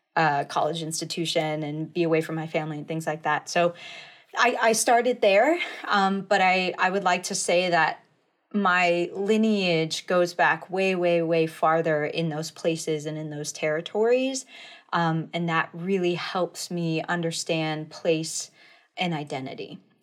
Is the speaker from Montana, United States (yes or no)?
yes; Flathead Indian Reservation, Montana, United States; I grew up, uh, in the, uh, in Montana. Uh, I grew up on the Flathead Indian Reservation there.